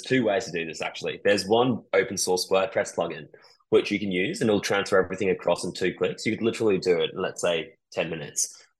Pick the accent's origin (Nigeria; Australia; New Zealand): New Zealand; So a little bit about me. I grew up in New Zealand, and I was always madly obsessed about the media.